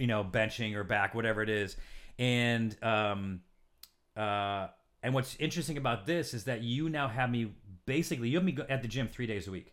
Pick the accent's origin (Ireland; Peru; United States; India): United States; Syracuse, New York; born or raised there; moved away